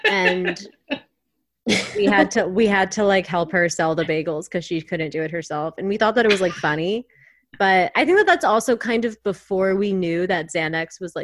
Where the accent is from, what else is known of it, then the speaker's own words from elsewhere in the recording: Long Island, New York, United States; I was on Long Island.